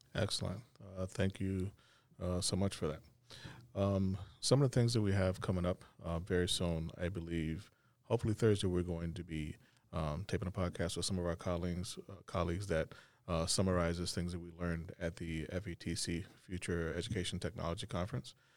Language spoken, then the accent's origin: English; Arkansas, United States; now in Plattsburgh, United States; originally from Arkansas